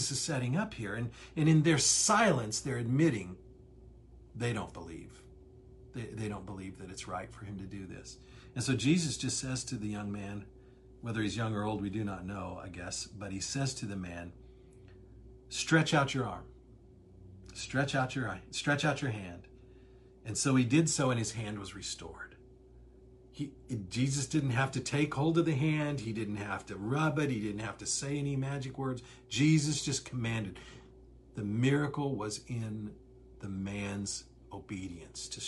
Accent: Midwest, United States; growing up in the Midwest, small town culture

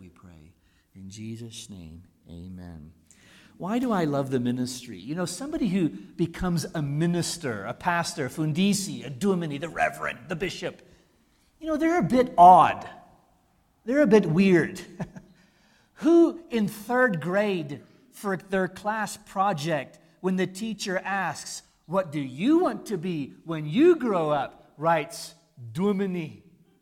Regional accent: United States; moved away as an adult; now in South Africa; I'm an American

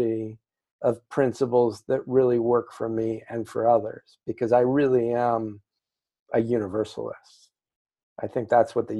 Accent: New Mexico, United States; I grew up in New Mexico

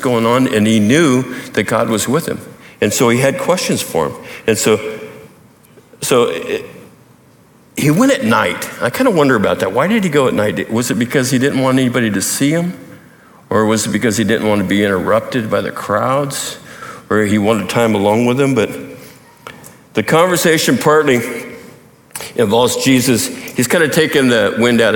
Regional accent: Montana, United States; growing up in Montana

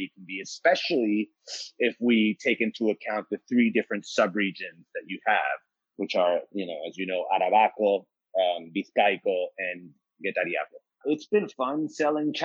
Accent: United States; also born or lived in Seville, Spain; I grew up here in the States

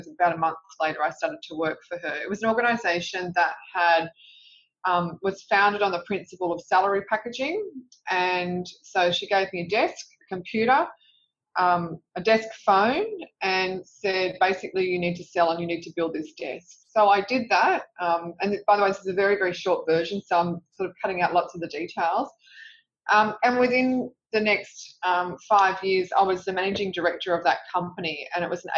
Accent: Sydney, New South Wales, Australia; I grew up in Revesby Heights, which is a suburb in southwest Sydney

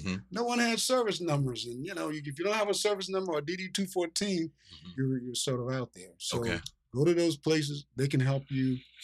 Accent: Virginia, United States; born or raised there; now in Philadelphia, United States

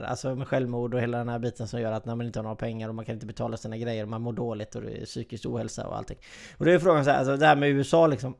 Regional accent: Sweden; vi är svenskar

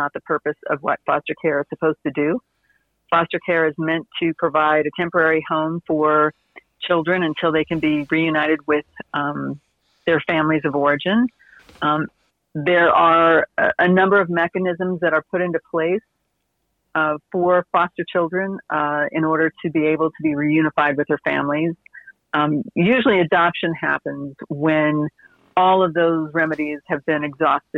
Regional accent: Oklahoma, United States; also born or lived in Fort Benning, Georgia; I grew up in Oklahoma, although I was born in Fort Benning, Georgia, because my dad was in the military

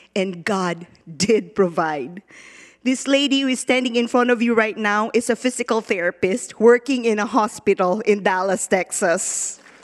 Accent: Philippines; born or raised there; now in United States

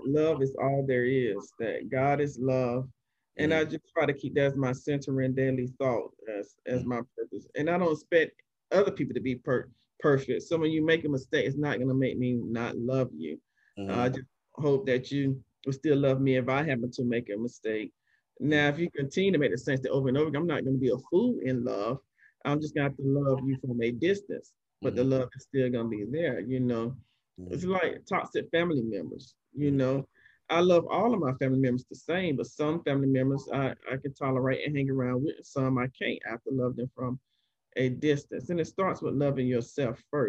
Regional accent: Columbus, Georgia, United States; moved away; also born or lived in Atlanta / Florida; I grew up in Columbus, Georgia

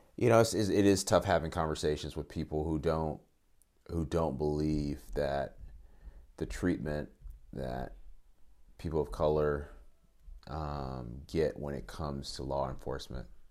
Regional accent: Northern Virginia, United States; also born or lived in Atlanta, Georgia; I was born in Atlanta, but I grew up in, from when I was twelve, eleven. When I was eleven till through twen-, about twenty, I, I lived in Virginia, Northern Virginia, right outside the D C area

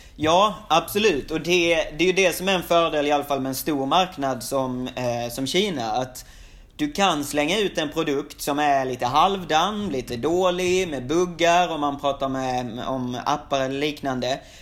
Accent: Sweden; moved away as an adult; now in Shanghai, China; som svensk

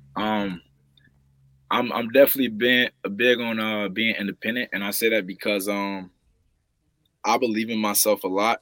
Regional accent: St. Petersburg, Florida, United States; growing up here, man, I'm from St. Petersburg, Florida, seven two seven

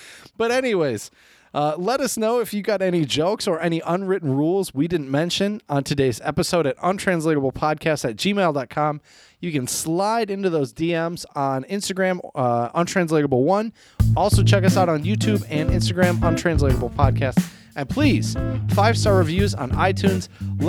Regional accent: Brazil; I'm from Brazil.

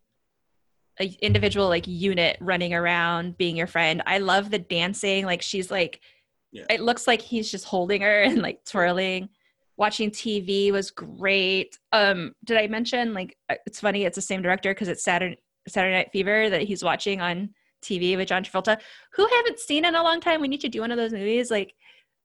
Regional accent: Washington, United States; I'm from Washington

